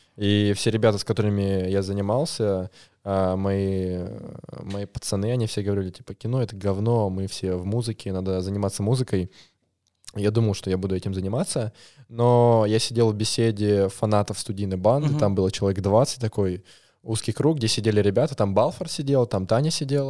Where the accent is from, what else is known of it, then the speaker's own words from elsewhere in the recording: Moscow, Russia; Я звукорежиссер из Москвы. Или с Москвы